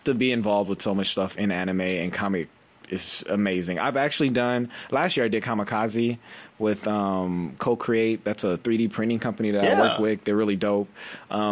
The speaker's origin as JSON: {"language": "English", "town": "Monterey Park", "region": "California", "country": "United States", "said": "I'm from Monterey Park"}